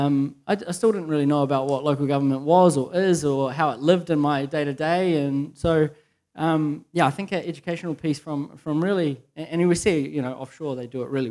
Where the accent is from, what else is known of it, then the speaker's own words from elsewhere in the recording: Coromandel, Waikato, New Zealand; moved away; also born or lived in Rodney; I'm from Rodney, fairly grew up Coromandel Provincial